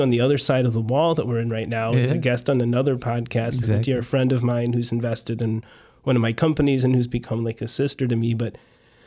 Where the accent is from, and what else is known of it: Chicago, Illinois, United States; born or raised there; also born or lived in Oregon